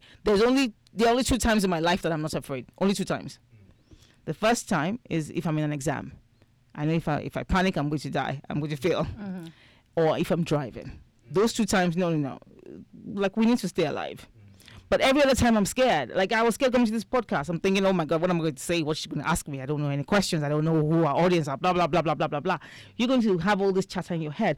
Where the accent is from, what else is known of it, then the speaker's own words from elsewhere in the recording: Nigeria; now in United States; I'm from Nigeria